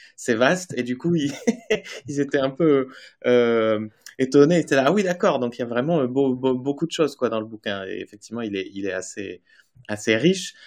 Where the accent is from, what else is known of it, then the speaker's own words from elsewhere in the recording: Basque Country, Nouvelle-Aquitaine, France; je viens du Pays basque